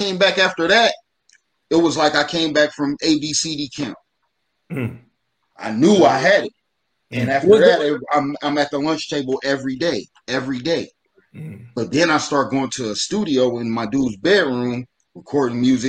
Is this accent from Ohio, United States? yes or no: yes; Dayton, Ohio, United States; I'm from Dayton